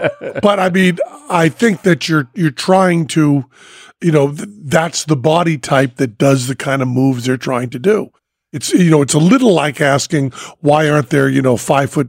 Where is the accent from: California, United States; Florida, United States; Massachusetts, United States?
Massachusetts, United States; Western; I'm from Massachusetts, Western Mass